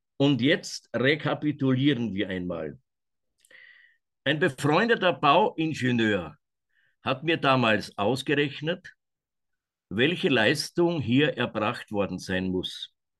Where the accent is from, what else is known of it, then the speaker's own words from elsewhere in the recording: Kamp valley, Waldviertel, Lower Austria, Austria; hier in meiner Heimat